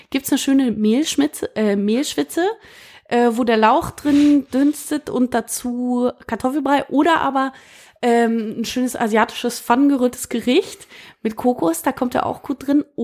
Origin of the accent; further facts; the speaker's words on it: Berlin, Germany; born there; so einen gewissen Lokalpatriotismus habe ich natürlich dadurch, dass es meine Geburtsstadt ist.